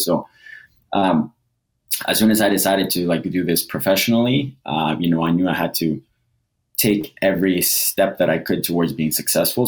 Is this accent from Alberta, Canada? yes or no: yes; Edmonton, Alberta, Canada; also born or lived in Costa Rica / Toronto; I was born in Costa Rica. I moved to Edmonton or Toronto when I was about seven or eight. Lived there for two years. Moved to Edmonton. Went through high school and everything here